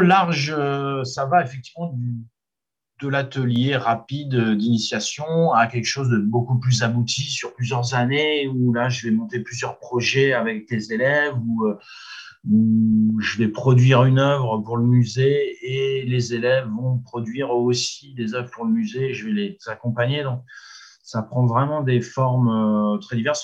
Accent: Normandy, France; chez nous en Normandie

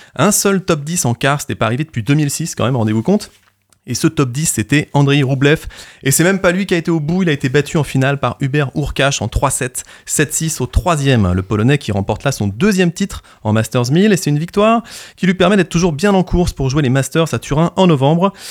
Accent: Normandy, France; on est normand et fier de l'être

